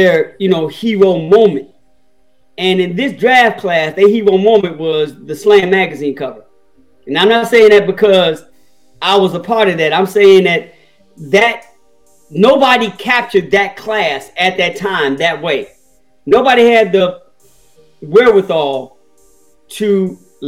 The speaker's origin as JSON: {"language": "English", "town": "Chicago", "region": "Illinois", "country": "United States", "said": "I'm from Chicago"}